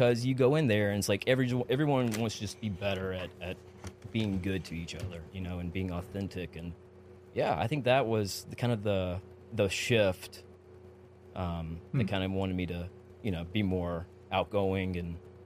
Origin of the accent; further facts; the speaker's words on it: Georgia, United States; growing up in Georgia